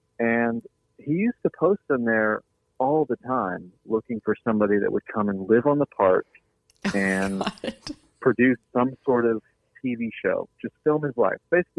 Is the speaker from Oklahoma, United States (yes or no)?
yes; Oklahoma, United States; I'd be proud to say I'm from the Joe Exotic Oklahoma.